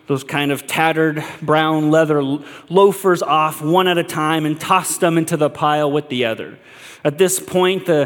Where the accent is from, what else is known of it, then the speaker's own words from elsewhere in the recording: United States; us as American Christians, the American church